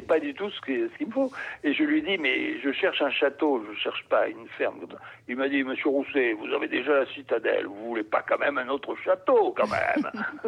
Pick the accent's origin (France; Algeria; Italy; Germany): France; Marseille, Provence-Alpes-Côte d'Azur; moved away; je suis marseillais d'origine.